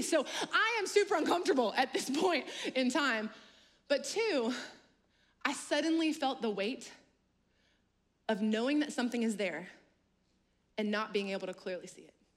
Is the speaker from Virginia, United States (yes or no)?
no; Louisiana, United States; now in North Carolina, United States; I'm actually originally from Louisiana